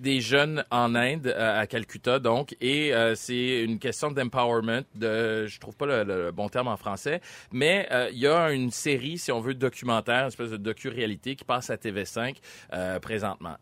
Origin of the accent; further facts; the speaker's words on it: Montreal, Quebec, Canada; je suis un fier Montréalais, je suis né à Montréal